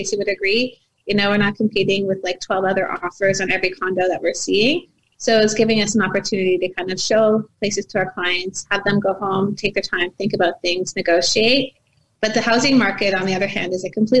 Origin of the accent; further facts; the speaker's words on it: Mississauga, Ontario, Canada; I grew up in Mississauga